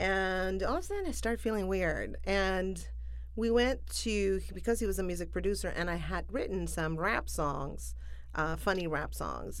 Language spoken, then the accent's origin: English; Buenos Aires, Argentina; moved away as an adult; also born or lived in New Orleans; now in Los Angeles, United States; I am from Argentina, from Buenos Aires. I was born there